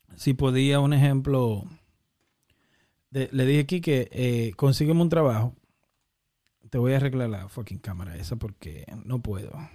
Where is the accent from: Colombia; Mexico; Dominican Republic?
Dominican Republic; Santo Domingo, Distrito Nacional; Y nos criamos en Santo Domingo